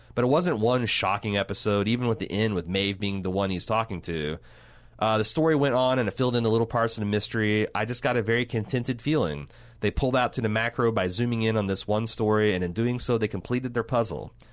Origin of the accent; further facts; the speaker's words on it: United States; I'm speaking just purely as an American